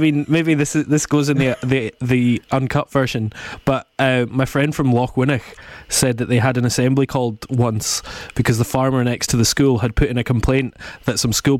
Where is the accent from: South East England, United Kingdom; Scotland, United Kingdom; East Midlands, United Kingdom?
Scotland, United Kingdom; the Highlands; I'm from the Highlands